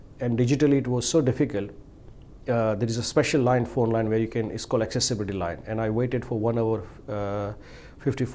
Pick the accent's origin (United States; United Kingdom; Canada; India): India; moved away as an adult; now in Australia; I'm from India